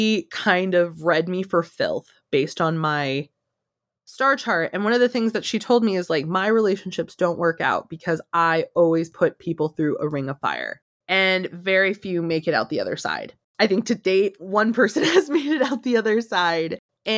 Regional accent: United States; I am American. I am Mexican. I am both

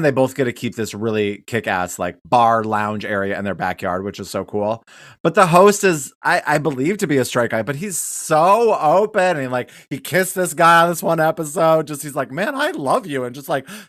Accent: Wyoming, United States; growing up in Wyoming

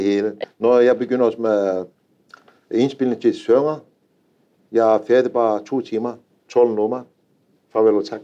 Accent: Anatolia, a village 115 km from Konya, Turkey; Danish is a second language; moved away as an adult; now in Denmark; Jeg har født i en landsby. Det var 4-5.000 indbygger. Det er 115 øh, km fra Konya.

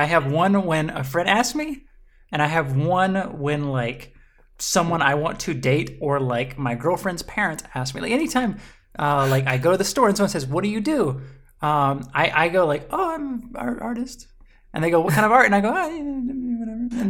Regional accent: Mississippi, United States; I'm from Mississippi.

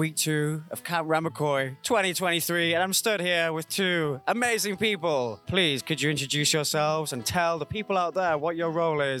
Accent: United Kingdom; as a British guy

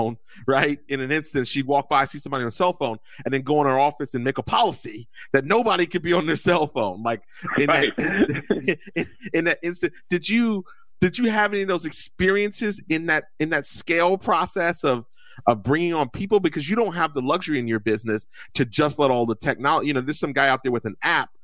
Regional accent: New Jersey, United States; moved away; I'm from Jersey

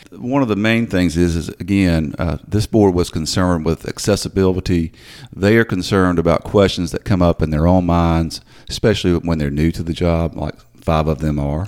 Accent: Memphis, Tennessee, United States; moved away as an adult; also born or lived in Greenville, Mississippi / Clarksdale, Mississippi; now in Hernando, United States; I grew up in the Whitehaven area

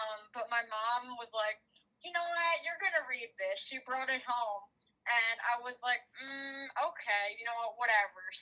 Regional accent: New Jersey, United States; I'm from New Jersey. I'm sure you could tell by the accent

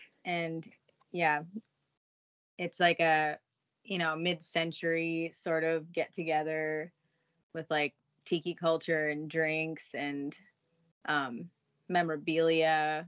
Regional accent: Southern California, United States; moved away; I'm from Southern California

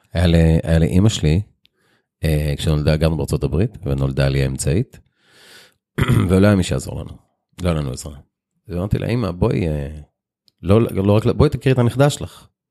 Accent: Israel; also born or lived in Lod; המעבר מהיישוב הקטן לעיר הגדולה

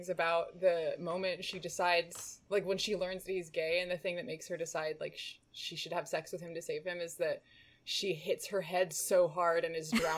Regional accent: Northern California, United States; I'm from Northern California

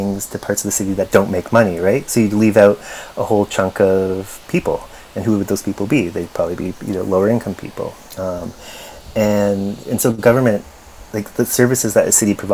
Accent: Windsor, Ontario, Canada; I'm from Windsor, Ontario

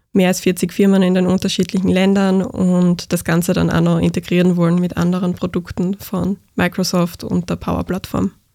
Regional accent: Graz area, Styria, Austria; ich komme aus Graz Umgebung

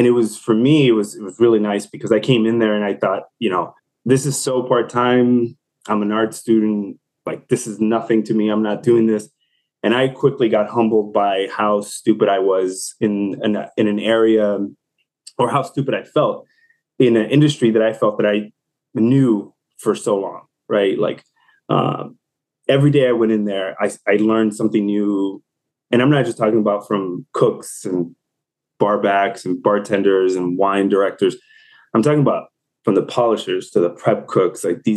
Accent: Chicago, Illinois, United States; moved away; I'm originally from Chicago.

